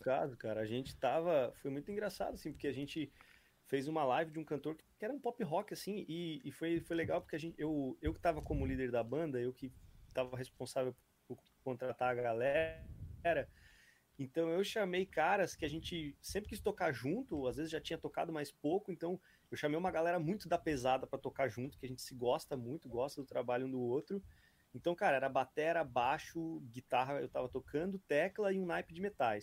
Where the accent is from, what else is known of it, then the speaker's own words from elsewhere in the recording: Brazil; sou do Brasil